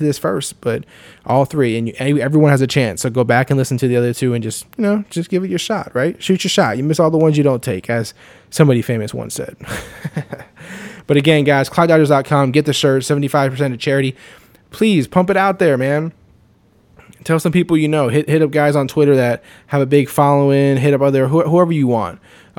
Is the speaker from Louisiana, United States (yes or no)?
no; Florida, United States; also born or lived in New York; I was actually born in New York, but I moved to Florida when I was like three